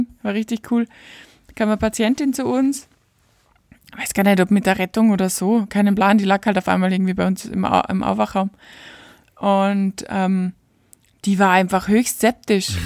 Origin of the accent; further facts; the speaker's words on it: Austria; bei uns in Österreich